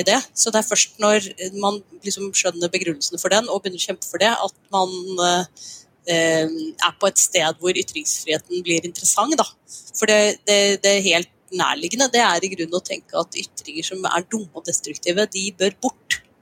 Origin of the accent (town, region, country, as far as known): Norway